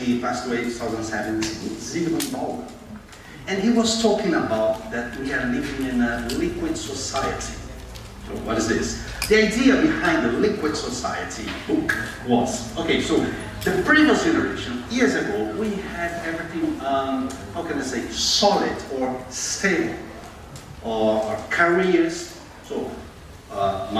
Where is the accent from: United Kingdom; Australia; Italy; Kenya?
United Kingdom; Glasgow, Scotland; by my accent, you can see I'm from Glasgow